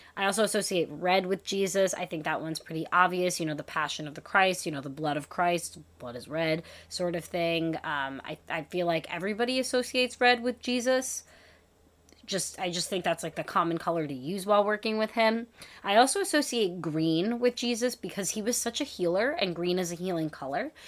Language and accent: English; New York, United States; as a New Yorker